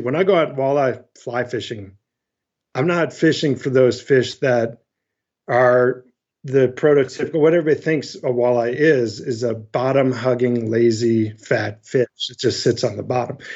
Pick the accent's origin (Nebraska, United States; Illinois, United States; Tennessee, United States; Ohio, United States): Ohio, United States; Northwest; moved away as an adult; also born or lived in upstate New York; I grew up in Northwest Ohio